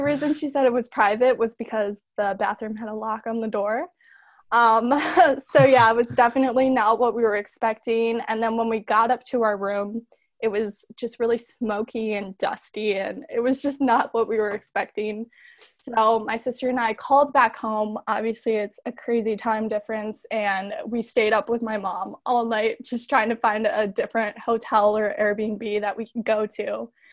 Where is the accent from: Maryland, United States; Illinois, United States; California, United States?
Illinois, United States; Chicago; I am from Chicago